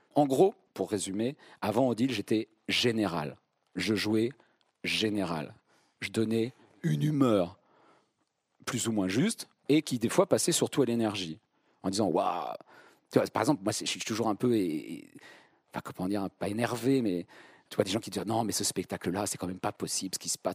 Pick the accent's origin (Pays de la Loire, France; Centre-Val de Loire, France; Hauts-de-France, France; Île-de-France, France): Centre-Val de Loire, France; Vierzon; moved away; je viens de Vierzon